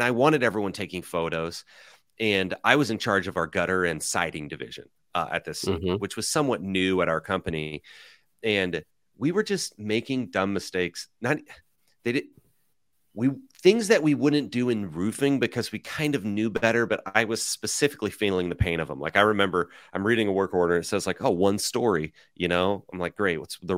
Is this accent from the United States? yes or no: yes; Nebraska, United States; I'm from Nebraska, and my dad started a roofing company in 1984, the year I was born. So reverse, I'm 39, just turned 39.